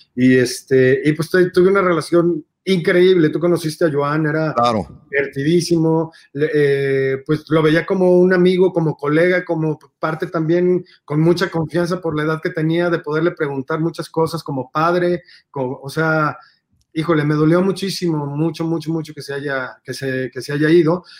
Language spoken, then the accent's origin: Spanish; Mexico; así somos los mexicanos